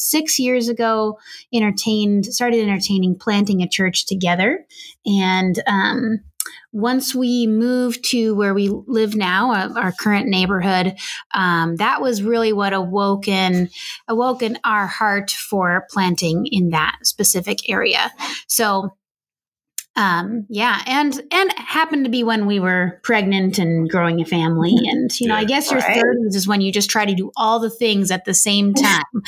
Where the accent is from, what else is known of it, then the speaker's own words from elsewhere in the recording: California, United States; now in Minnesota, United States; I'm originally from California